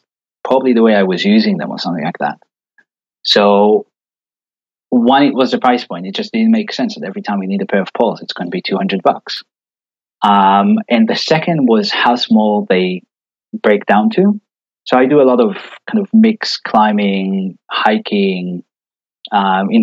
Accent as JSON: {"language": "English", "country": "Israel", "tie": "born or raised there", "moved": "yes", "said": "I grew up in Israel, born and raised."}